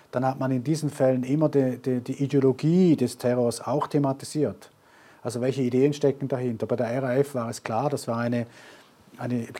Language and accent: German; Germany; meine Frau ist ja deutsch, ich komme aus Deutschland, also ich komme aus Deutschland und ich habe da viele Kontakte